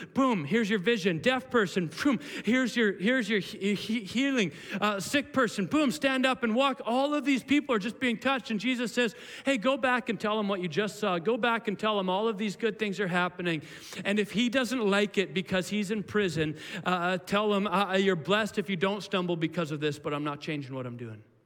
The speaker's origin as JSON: {"language": "English", "town": "Williams Lake", "region": "British Columbia", "country": "Canada", "tie": "born or raised there", "said": "when I was a kid, I grew up in Williams Lake"}